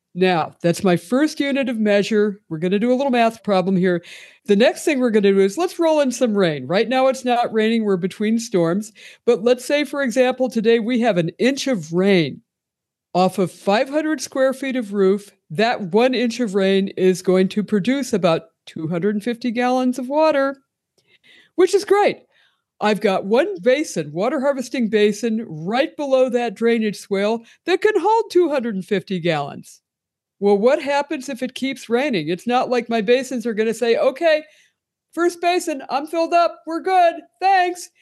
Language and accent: English; Pennsylvania, United States; moved away as an adult; now in Tucson, United States; I'm originally from Pennsylvania